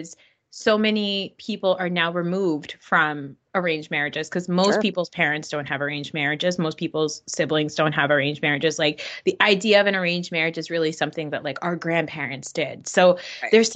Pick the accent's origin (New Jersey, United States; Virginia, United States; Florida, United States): New Jersey, United States; I grew up in Jersey and I went to Rutgers and we have like a huge South Asian population here